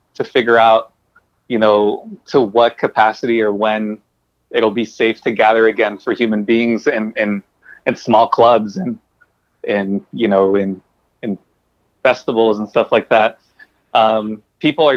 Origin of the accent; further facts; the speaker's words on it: Bell, California, United States; also born or lived in Norwalk, California; I grew up in Bell and in, like, you know, eventually in, like, Norwalk and the Southeast